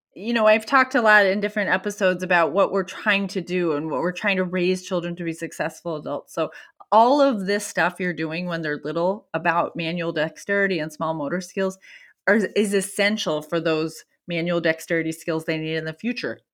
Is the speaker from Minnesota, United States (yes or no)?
yes; Minnesota, United States; I'm from Minnesota